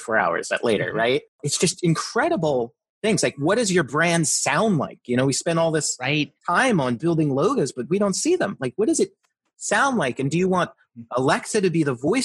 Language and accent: English; New Jersey, United States; also born or lived in outside Philadelphia, Pennsylvania; now in Philadelphia area, United States; where I grew up in Jersey